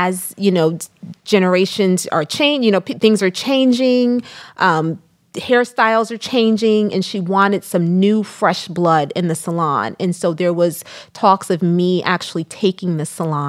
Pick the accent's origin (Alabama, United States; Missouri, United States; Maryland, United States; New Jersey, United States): New Jersey, United States; Neptune; we lived in a small town, Neptune, New Jersey